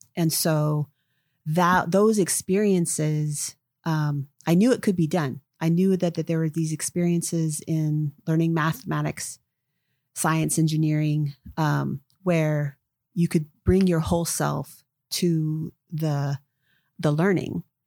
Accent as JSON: {"language": "English", "town": "Seattle", "region": "Washington", "country": "United States", "tie": "born or raised there", "said": "grew up here, um, in the Seattle area"}